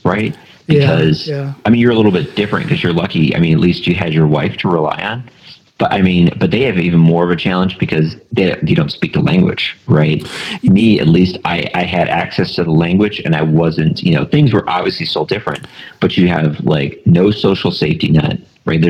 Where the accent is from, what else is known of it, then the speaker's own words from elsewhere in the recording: Buffalo, New York, United States; moved away as an adult; now in California, United States; growing up in Buffalo, the cold and the snow